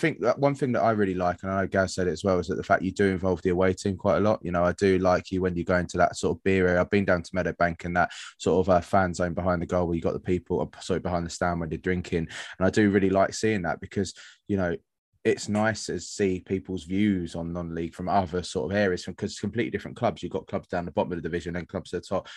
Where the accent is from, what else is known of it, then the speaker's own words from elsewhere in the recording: London, United Kingdom; now in Worthing, United Kingdom; I'm from South London.